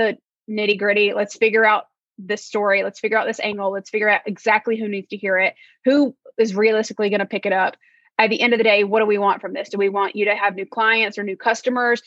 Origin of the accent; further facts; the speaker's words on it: North Carolina, United States; moved away; I'm from North Carolina originally, from the South.